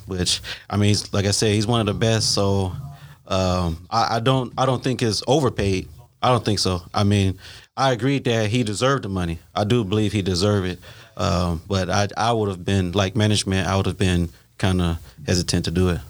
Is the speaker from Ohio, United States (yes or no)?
yes; Ohio, United States; also born or lived in Florida; now in Texas, United States; I'm originally from Ohio, moved here from Florida